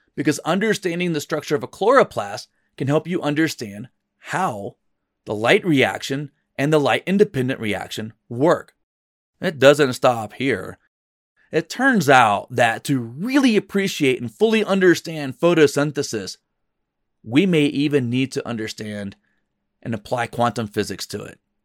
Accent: North Florida, United States; moved away as an adult; also born or lived in New Mexico; the Wakulla River, where I grew up in North Florida

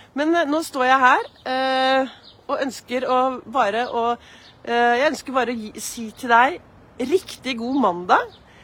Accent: Oslo, Norway; Jeg gikk så mye i Frognerparken

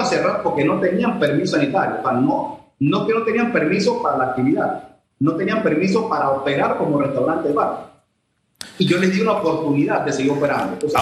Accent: Panama; como ciudadano, como ser humano, como panameño

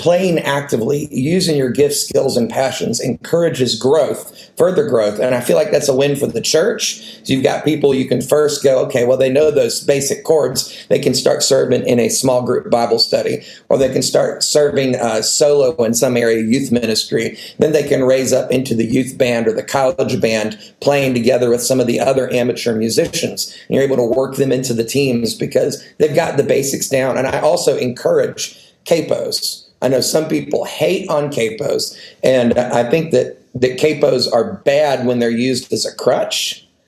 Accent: the North, United States; moved away; also born or lived in the South (US); in the culture I was raised in in the North

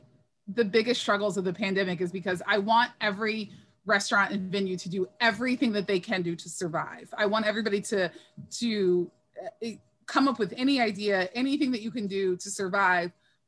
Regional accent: Philadelphia, Pennsylvania, United States; And I want to bring these back to my hometown of Philadelphia.

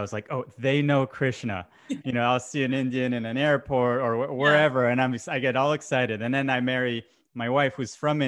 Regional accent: France; now in United States; I grew up in France and Europe

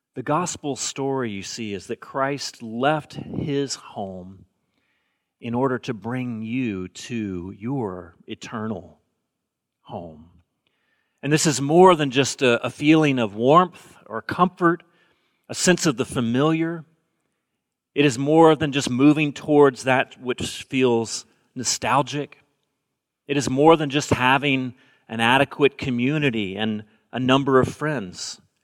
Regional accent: Alabama, United States; moved away as an adult; also born or lived in Bay Area; now in Portland, United States; I grew up in the South, and when people ask me if I'm going home for the holidays. That generally means, am I going home to Alabama?

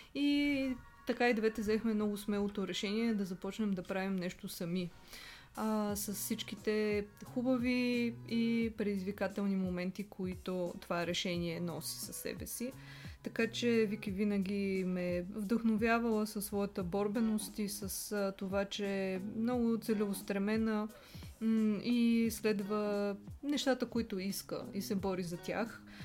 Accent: Plovdiv, Plovdiv Province, Bulgaria; now in Sofia, Bulgaria; аз съм от Пловдив, но от много дълго време живея в София

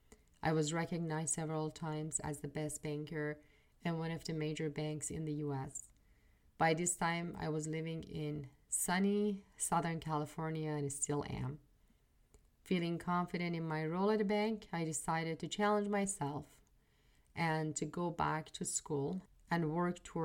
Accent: Iran; moved away as an adult; now in United States; I am originally from Iran. I was born and raised in Iran. I was in my early 30s when I landed in the US.

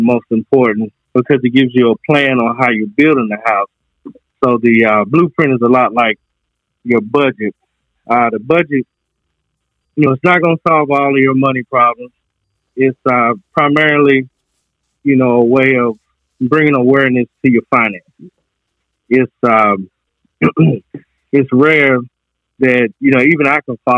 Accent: Goldston, North Carolina, United States; I'm from North Carolina, a little place called Golston

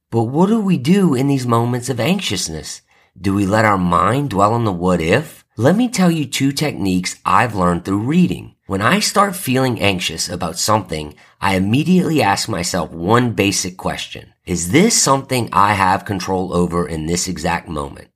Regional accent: New Orleans, Louisiana, United States; moved away; I'm from New Orleans, so I'm a huge Saints fan

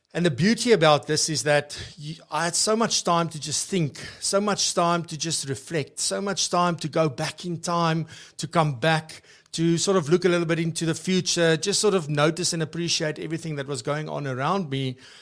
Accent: Free State, South Africa; I'm from the Free State

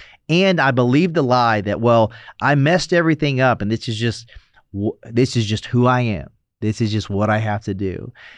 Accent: the South, United States; I mean, so I grew up in the South, so it's like first and middle name, you know

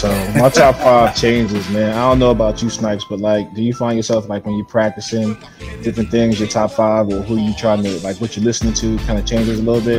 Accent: Philly area, New Jersey, United States; also born or lived in Germany; local guy. I grew up in the South Jersey, Philly area.

